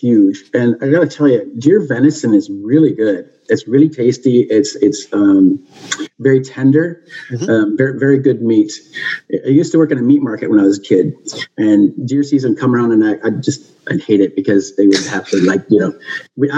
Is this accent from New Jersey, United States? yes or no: no; Webster, South Dakota, United States; moved away; where I was born and raised in Webster